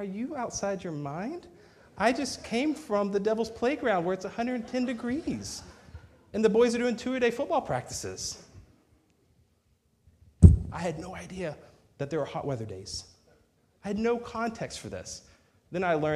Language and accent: English; Texas, United States; moved away as an adult; I'm a Texan